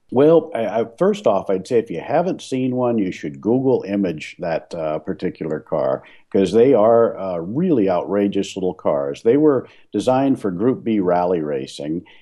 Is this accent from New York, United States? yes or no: no; New Orleans, Louisiana, United States; moved away as an adult; now in Portland, United States; I was born and raised in New Orleans